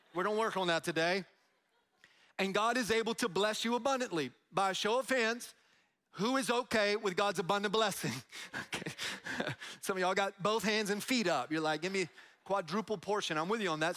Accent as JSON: {"language": "English", "town": "Tampa", "region": "Florida", "country": "United States", "said": "I'm from Tampa"}